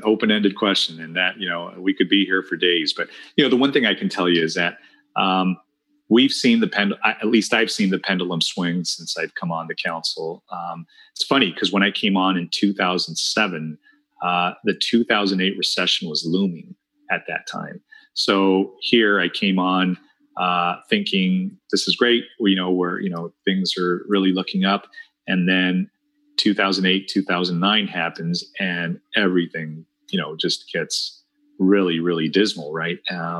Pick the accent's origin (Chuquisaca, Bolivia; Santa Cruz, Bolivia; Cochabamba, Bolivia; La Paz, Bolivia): La Paz, Bolivia; born there; So I'm Bolivian born. I was born in La Paz, Bolivia.